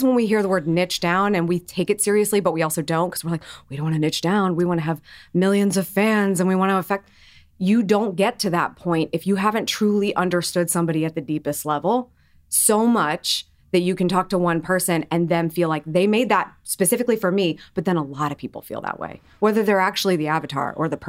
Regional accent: Columbus, Ohio, United States; I'm from Columbus, Ohio. I grew up there. I never left.

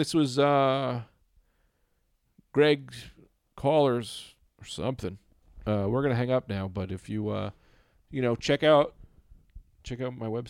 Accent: Liverpool, North West England, United Kingdom; now in Saudi Arabia; I'm a great guy. I'm from Liverpool. I'm currently living in Saudi Arabia

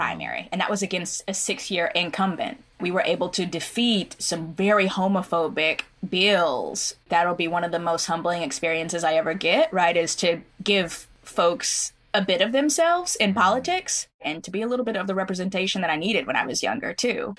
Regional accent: Oklahoma, United States; my own growing up in Oklahoma

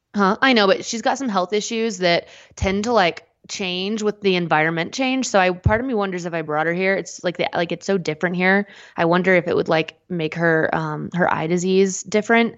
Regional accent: United States

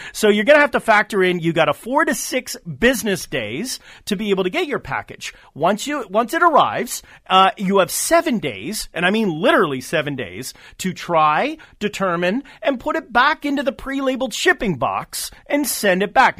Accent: Canada; as a Canadian, I work both sides of the border

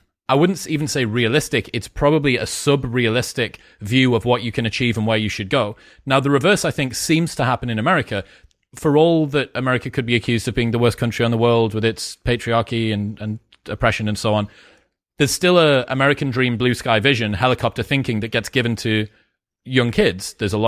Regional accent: United Kingdom; now in United States; It's interesting thinking about ambition being British, where perennially downplaying our ambition.

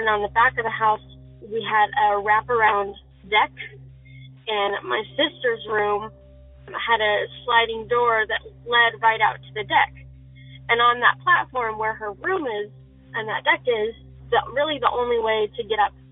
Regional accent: Arizona, United States; I'm from Arizona

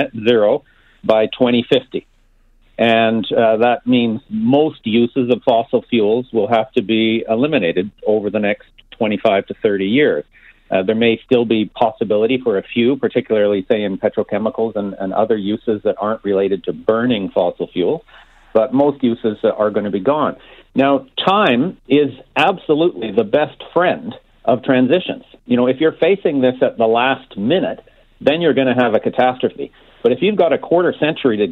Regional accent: Alberta, Canada; I grew up in Alberta. I was born and bred there

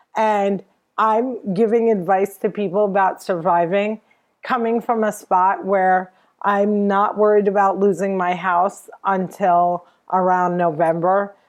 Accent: New Jersey, United States; I'm from Jersey.

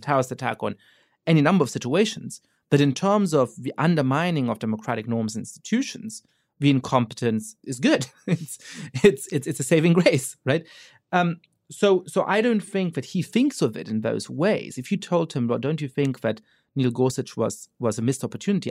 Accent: Germany; moved away as an adult; now in United States; I grew up Jewish in Germany

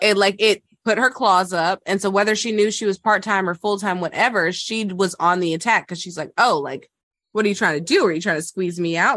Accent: the South, United States; I am from the South

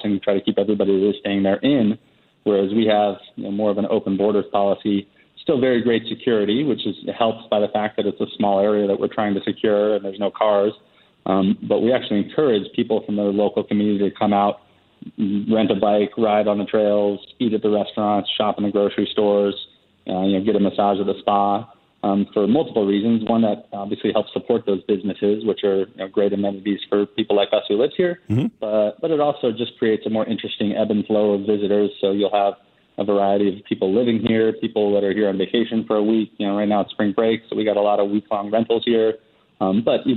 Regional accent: Charleston, South Carolina, United States; now in Las Catalinas, Costa Rica; I grew up in Charleston, South Carolina, which is pretty laid back.

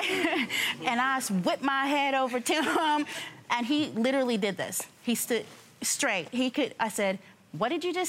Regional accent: San Diego, California, United States; I'm from California. Mm-hmm. I'm from San Diego

